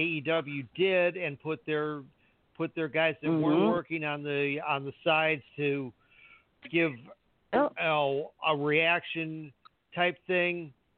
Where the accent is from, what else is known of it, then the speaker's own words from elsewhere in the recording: Canada; we're from Canada.